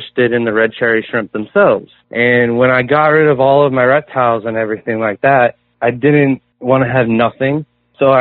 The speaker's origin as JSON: {"language": "English", "region": "Florida", "country": "United States", "tie": "born or raised there", "also_born_or_lived": "Hawaii", "said": "Well, I was born in Hawaii, but I moved to Florida when I was 3. So basically my whole life I've been in the swamps and rivers and ocean of Florida"}